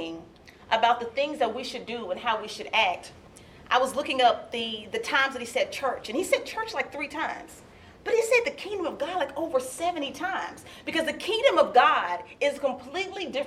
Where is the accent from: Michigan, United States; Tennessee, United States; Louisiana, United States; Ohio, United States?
Tennessee, United States; Nashville; now in Lexington, United States; I grew up in Nashville, Tennessee, and the school that I attended was downtown Nashville, Tennessee